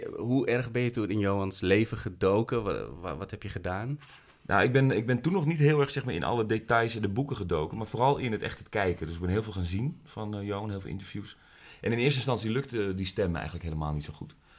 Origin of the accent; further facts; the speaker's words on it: Amsterdam, North Holland, Netherlands; Dus ik kom uit Amsterdam